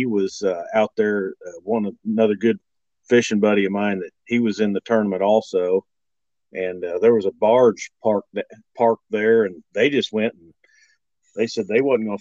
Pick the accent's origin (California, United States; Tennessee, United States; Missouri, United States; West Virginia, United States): Missouri, United States; Waverly; I'm from Waverly